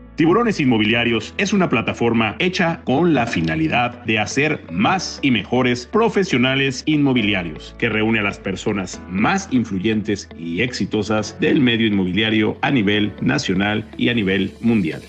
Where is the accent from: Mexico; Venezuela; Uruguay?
Mexico; Mexico City; moved away; yo viví en la Ciudad de México este, de joven, de niño